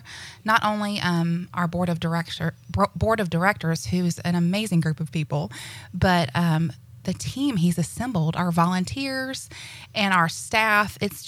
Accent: Destin, Florida, United States; as you said. I'm from this area. I grew up in Destin. My parents moved here in the early 70s, and I've been here, oh gosh, I'll give you my age, over 47 years.

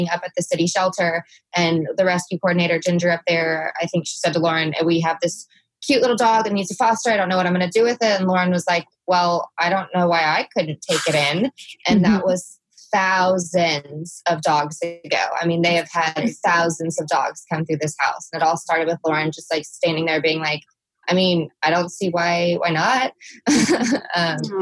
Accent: Fort Worth, Texas, United States; I grew up in Fort Worth is like my city

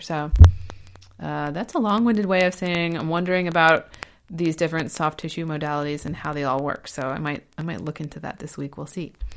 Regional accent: Ohio, United States; now in Portland, United States; I'm from Ohio and now I live in Oregon

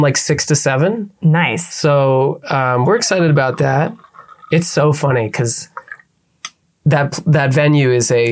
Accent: Pennsylvania, United States; moved away; my hometown of Pennsylvania

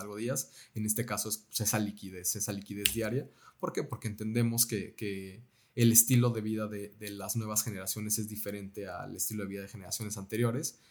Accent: Mexico; Nosotros como mexicanos

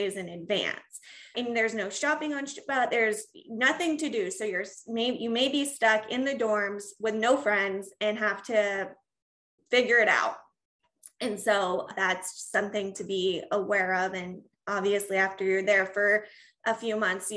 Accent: Reno, Nevada, United States; I was born and raised in Reno, went to college in Nevada.

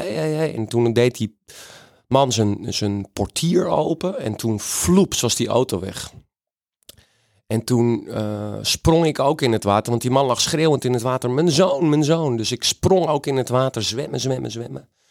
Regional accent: Friesland, Netherlands; ben ik een gewone Friese jongen in Friesland opgegroeid.

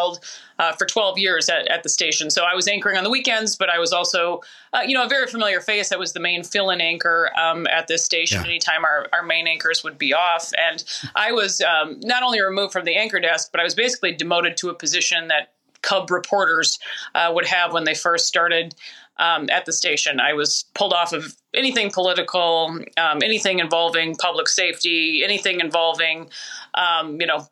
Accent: Minneapolis, Minnesota, United States; also born or lived in Florida; the station I grew up watching in Minneapolis, Minnesota.

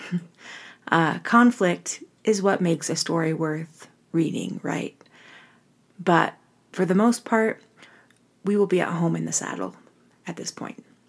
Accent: Orem, Utah, United States; I'm from Orem, Utah, which is really a suburban area, college town

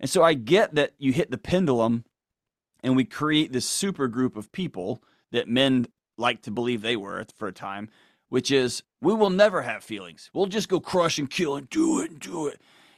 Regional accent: Houston, Texas, United States; Yes, sir. Houston.

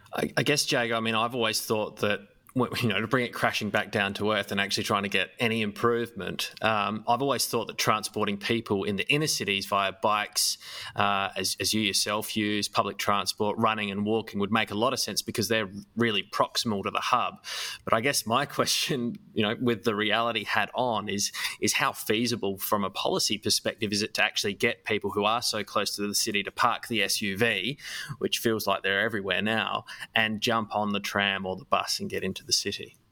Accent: Adelaide, South Australia, Australia; I grew up in Adelaide

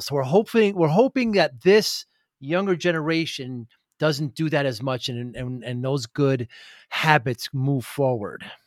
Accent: Northeast, United States; I'm from the Northeast

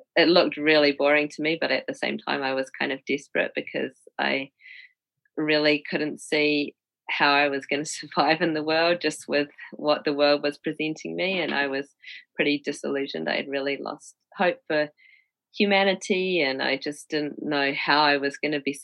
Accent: Christchurch, Canterbury, New Zealand; moved away as an adult; also born or lived in Wellington, New Zealand / New York, United States; I'm from Christchurch.

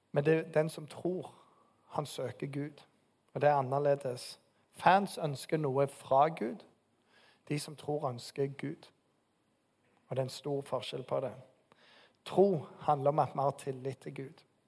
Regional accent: Bryne, Rogaland, Norway; moved away; Bryne, der jeg kommer fra.

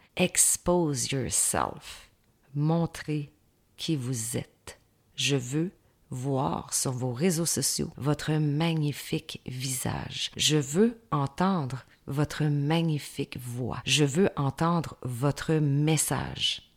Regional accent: Saint-Georges, Quebec, Canada; je viens de la ville de Saint-Georges-de-Beauce, une ville de 35 000 habitants

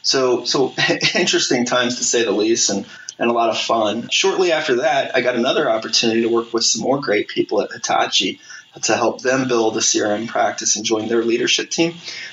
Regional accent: Kansas City, United States; I live about 10 minutes away from where I grew up here in Kansas City.

